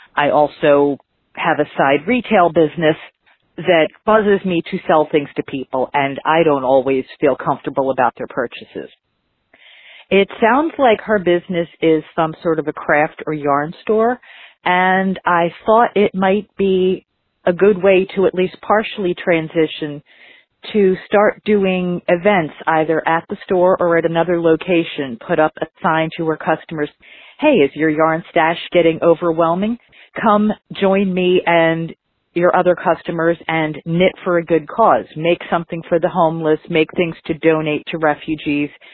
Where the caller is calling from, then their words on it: Philadelphia, Pennsylvania, United States; I'm calling from Philadelphia.